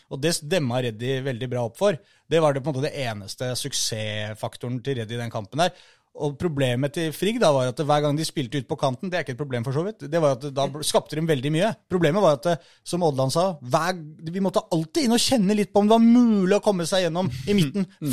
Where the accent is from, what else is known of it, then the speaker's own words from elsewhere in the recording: Oslo, Norway; ikke så langt unna der jeg er fra